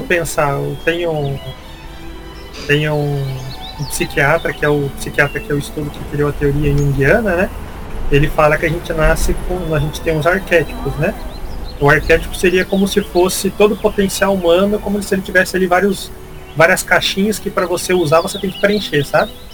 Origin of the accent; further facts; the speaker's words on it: northern Paraná, Brazil; now in Curitiba, Brazil; também não sou aqui do, de Curitiba, sou do norte do Paraná